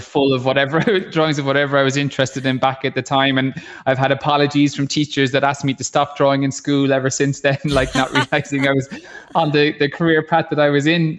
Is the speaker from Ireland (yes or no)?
yes; Ballycotton, Munster, Ireland; I'm from Ballycotton